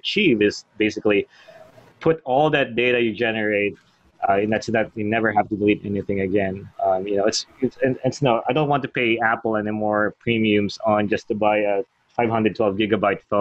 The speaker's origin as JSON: {"language": "English", "country": "Australia", "moved": "yes", "said": "I'm from Australia"}